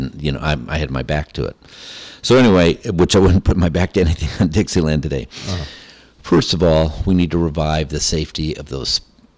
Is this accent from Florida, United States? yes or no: yes; Lakeland, Florida, United States; Lakeland, Florida